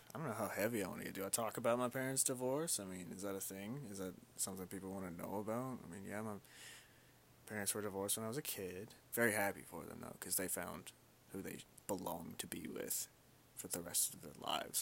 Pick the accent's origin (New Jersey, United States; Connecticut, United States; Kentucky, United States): Kentucky, United States; also born or lived in Louisville, Kentucky; I was born and raised in Kentucky. I was actually born in Louisville, Kentucky.